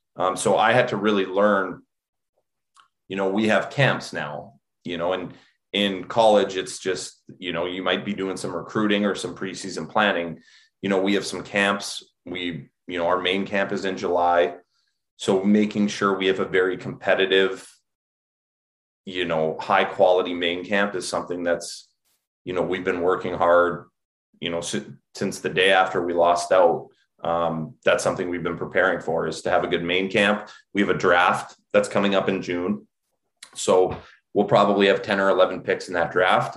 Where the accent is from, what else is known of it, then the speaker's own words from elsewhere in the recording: Alberta, Canada; moved away as an adult; also born or lived in Minnesota / New England; now in United States; grew up in Alberta, and just like a lot of you know young Canadians